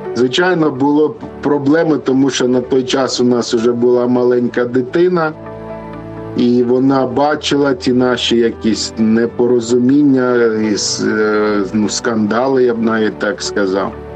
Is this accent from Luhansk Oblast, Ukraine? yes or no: yes; Luhansk Oblast, Ukraine; moved away as an adult; now in Lviv, Ukraine; ми родом з Луганщини, а зараз живемо у Львові за тисячу кілометрів від батьків